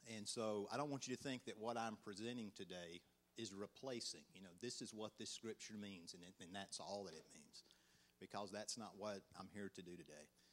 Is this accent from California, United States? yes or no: no; Georgia, United States; accent: country; "Where do you think I'm from?" They always guess Alabama, and I'm like, "Nah, Georgia."